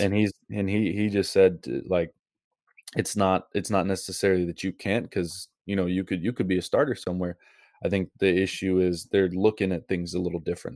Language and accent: English; Seattle, Washington, United States; moved away as an adult; also born or lived in Bellevue, Washington / Hawaii / Montana; I grew up in Seattle, so I grew up in, you know, kinda fall weather